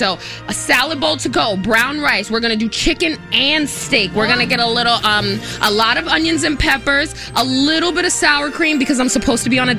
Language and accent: English; New York City, New York, United States; I'm from Brooklyn, of course.